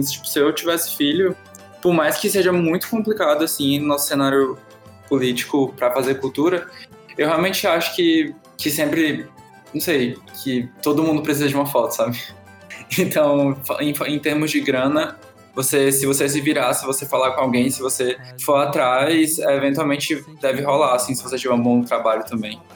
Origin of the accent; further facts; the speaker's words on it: Fortaleza, Ceará, Brazil; moved away as an adult; now in São Paulo, Brazil; eu sou de Fortaleza